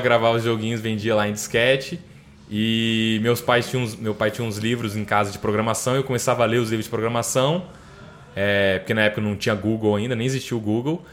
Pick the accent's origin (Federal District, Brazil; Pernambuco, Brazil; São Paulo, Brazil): Federal District, Brazil; Brasília; also born or lived in Aracaju, Sergipe; nasci em Aracaju, Sergipe. Na época lá meus pais estavam meu pai estava trabalhando para Petrobras lá em Aracaju e aí a gente a família foi para lá, eu nasci lá, mas com um ano a gente veio para Brasília. E aí eu moro em Brasília desde então